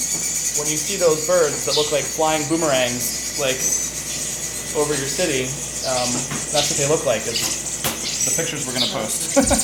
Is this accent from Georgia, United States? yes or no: no; Central Ohio, United States; I grew up in Central Ohio